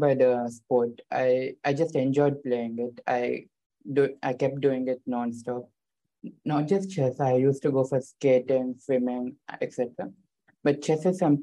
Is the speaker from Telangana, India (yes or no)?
yes; Warangal, Telangana, India; I live in a city called Warangal. It's close to a major city called Hyderabad, and there's not so much chess culture, and I'm the first grandmaster from the state